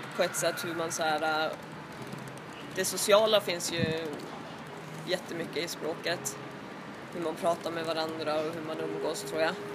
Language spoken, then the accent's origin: Swedish; Kangos, Norrbotten County, Sweden; moved away as an adult; now in Stockholm, Sweden; jag är uppvuxen i eh, Tornedalen i en by som heter Kangos